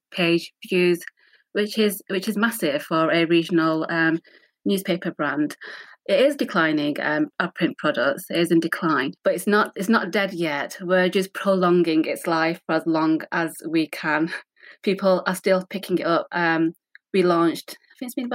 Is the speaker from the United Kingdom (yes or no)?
yes; Rochdale, North West England, United Kingdom; Born and raised in Rochdale